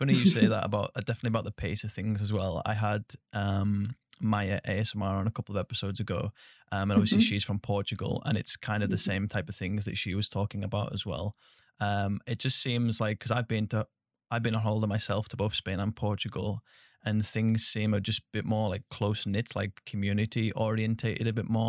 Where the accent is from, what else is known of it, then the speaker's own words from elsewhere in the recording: England, United Kingdom; accent: Northern; I grew up in England as well